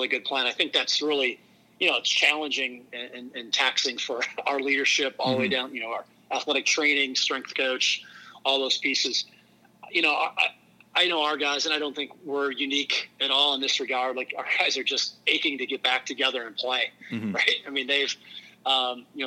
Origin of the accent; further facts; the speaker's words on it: Wisconsin, United States; now in St. Louis, United States; I grew up in rural Wisconsin, small town